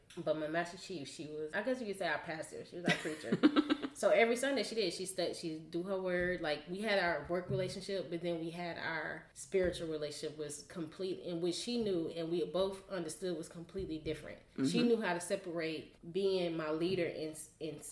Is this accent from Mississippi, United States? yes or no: yes; Mississippi, United States; moved away as an adult; also born or lived in Japan; me growing up in Mississippi, we went to church